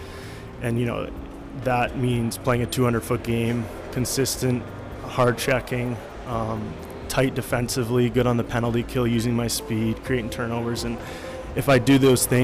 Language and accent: English; Calgary, Alberta, Canada; growing up in Calgary